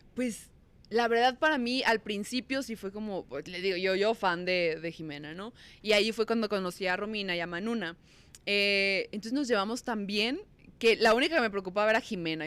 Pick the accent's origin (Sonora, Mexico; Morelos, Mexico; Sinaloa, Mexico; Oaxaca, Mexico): Sonora, Mexico; moved away as an adult; now in Mexico City, Mexico; Yo soy de Sonora y me vine a la Ciudad de México a trabajar en conducción